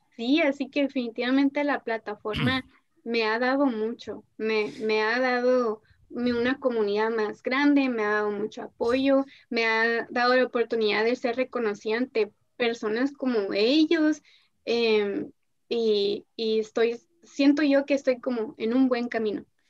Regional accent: Ciudad Obregón, Sonora, Mexico; en Obregón no hay nada

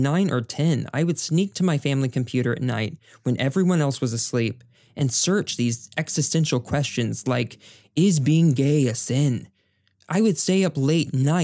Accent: White Settlement, Texas, United States; I was raised in the Texas town called, are you ready for it? White Settlement

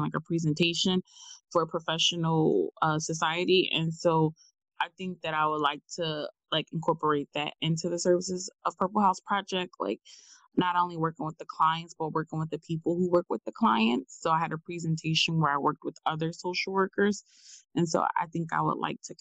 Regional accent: Philadelphia, Pennsylvania, United States; North Philly, because like that's where I'm from

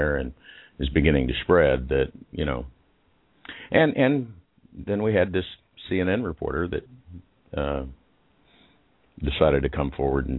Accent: Liberal, Kansas, United States; I was born in Liberal, Kansas. So that's liberal there. To very conservative parents. Very conservative town, actually, Liberal, Kansas

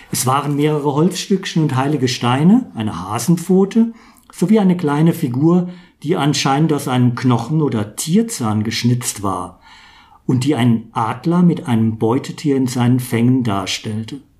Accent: Zweibrücken, Rhineland-Palatinate, Germany; born there; Einmal, ich bin Kurpfälzer, geboren in Zweibrücken.

